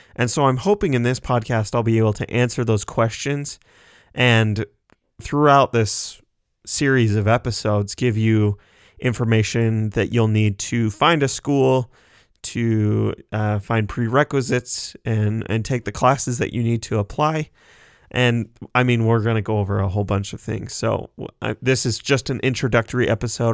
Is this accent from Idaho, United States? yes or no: yes; Sugar City, Idaho, United States; I am from Sugar City, Idaho. It's just a little town of about 1,500 people in southeast Idaho.